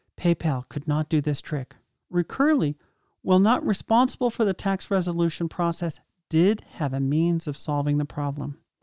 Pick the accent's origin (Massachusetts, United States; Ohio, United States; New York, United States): Massachusetts, United States; now in Vermont, United States; my hometown in Massachusetts and my current town in Vermont